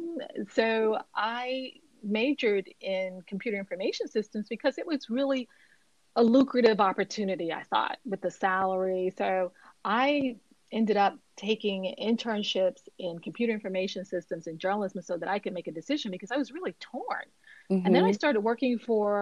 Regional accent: Miami, Florida, United States; I grew up in Miami, Florida

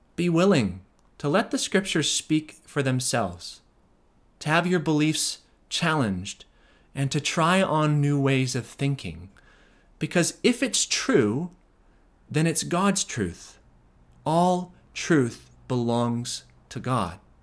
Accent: United States; we as American Christians

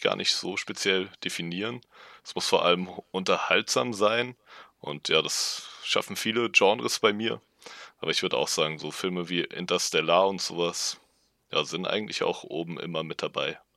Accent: Darmstadt, Hesse, Germany; now in Marburg, Germany; Ich bin auch in Darmstadt aufgewachsen

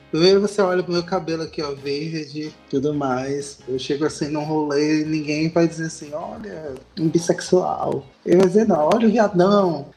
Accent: Pernambuco, Brazil; now in Fortaleza, Brazil; eu sou pernambucano

